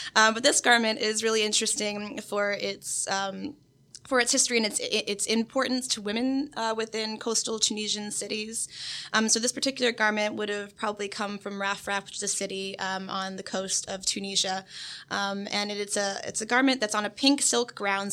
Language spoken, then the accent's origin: English; Oviedo, Florida, United States; I'm from Oviedo, Florida, so that's just 30 minutes down the road. I'm a local person.